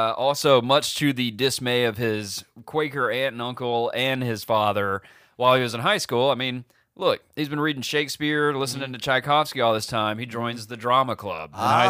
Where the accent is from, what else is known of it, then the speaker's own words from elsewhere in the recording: Mississippi, United States; now in California, United States; growing up in Mississippi in the church